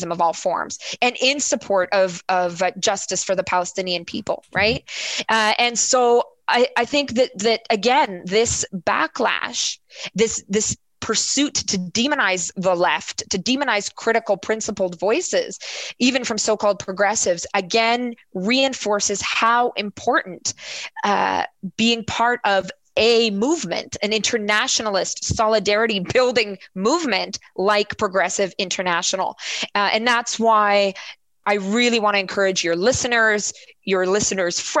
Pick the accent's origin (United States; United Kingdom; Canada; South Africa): Canada; as a Canadian council member